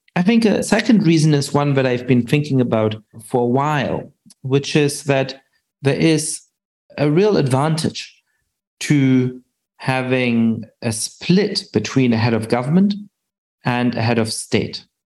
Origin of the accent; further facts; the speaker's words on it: Germany; I grew up Jewish in Germany